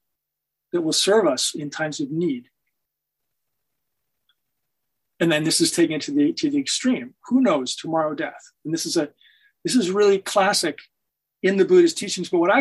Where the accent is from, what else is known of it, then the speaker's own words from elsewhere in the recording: Hanover, New Hampshire, United States; moved away; my hometown of Hanover